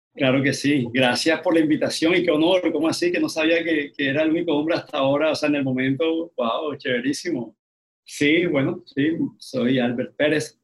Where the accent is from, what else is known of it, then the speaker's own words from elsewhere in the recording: Barranquilla, Atlántico, Colombia; yo soy barranquillero